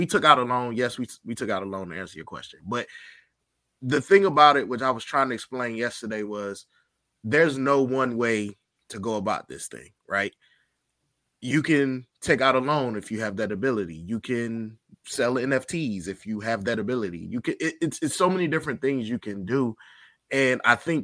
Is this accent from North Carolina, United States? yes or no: no; Virginia, United States; I'm from Virginia, so I know a lot of kids that went there.